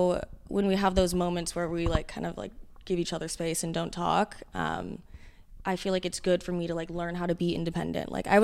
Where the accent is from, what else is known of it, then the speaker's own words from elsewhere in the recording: Huntington Beach, California, United States; I'm from Huntington Beach, California.